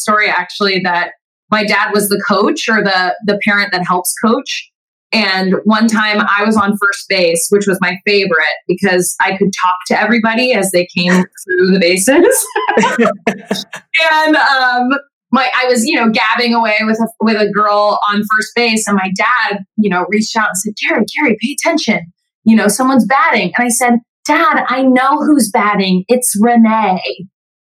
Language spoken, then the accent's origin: English; Southern California, United States; I'm out here in LA. I'm from Southern California